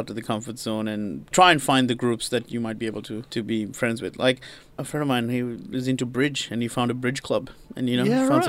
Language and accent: English; Sri Lanka; moved away; I'm from Sri Lanka, I've just lived in the country for a week or whatever